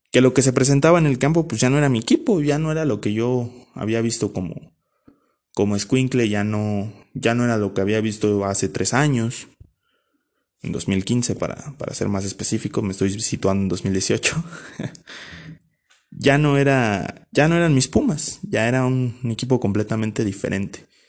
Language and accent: Spanish; Ciudad Nezahualcóyotl, State of Mexico, Mexico; yo soy originario de Ciudad Neza.